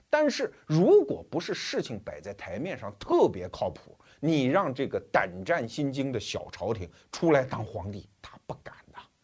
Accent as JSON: {"language": "Chinese", "country": "China", "said": "我们中国人"}